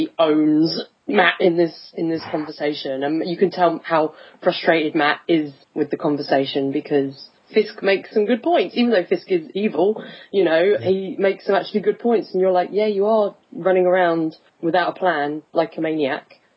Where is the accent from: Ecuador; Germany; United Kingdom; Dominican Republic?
United Kingdom; England; I'm English